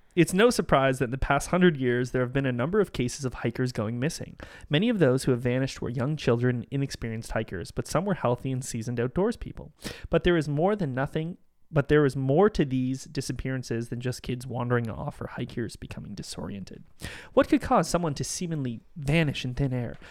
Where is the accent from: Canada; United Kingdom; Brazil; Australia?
Canada; we're Canadian